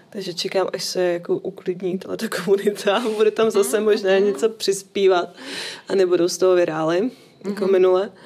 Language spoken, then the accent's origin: Czech; Bohemia, Czechia; u nás v Čechách